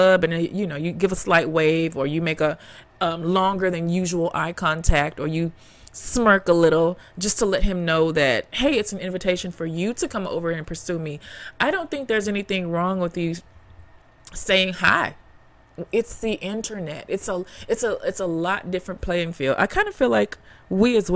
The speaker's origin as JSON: {"language": "English", "town": "Memphis", "region": "Tennessee", "country": "United States", "tie": "born or raised there", "moved": "yes", "lives_now": "New York, United States", "said": "I grew up in Memphis, Tennessee."}